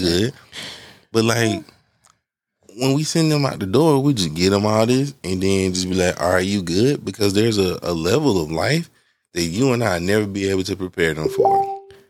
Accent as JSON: {"language": "English", "town": "Atlanta", "region": "Georgia", "country": "United States", "tie": "born or raised there", "said": "growing up on Bankhead, like we took, we took field trips to, to jail"}